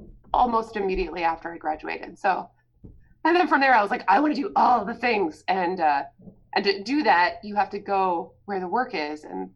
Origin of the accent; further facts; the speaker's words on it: New Jersey, United States; also born or lived in California; I'm originally from New Jersey.